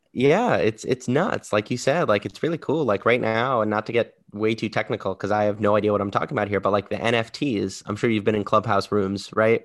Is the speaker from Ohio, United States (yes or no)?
no; New York, United States; I'm from New York, born and raised in New York